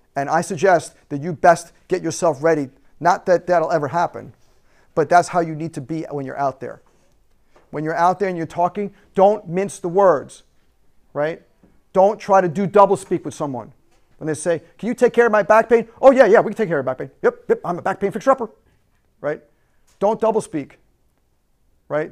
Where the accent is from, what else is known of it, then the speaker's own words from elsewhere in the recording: United States; we have as American citizens